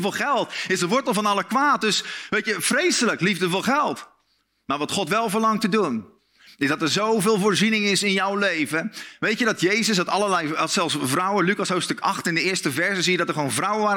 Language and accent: Dutch; Netherlands; als Nederlanders